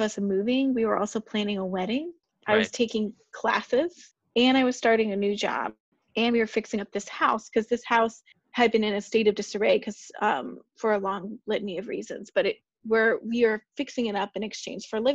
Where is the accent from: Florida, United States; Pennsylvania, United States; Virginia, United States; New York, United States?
Virginia, United States; The Plains; born or raised there; also born or lived in Washington, District of Columbia, United States; now in Charlottesville, United States